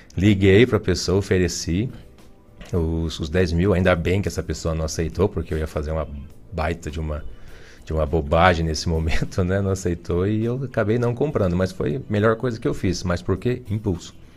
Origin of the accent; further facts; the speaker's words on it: Ponta Grossa, Paraná, Brazil; also born or lived in Imbituva, Paraná; Eu sou de Ponta Grossa.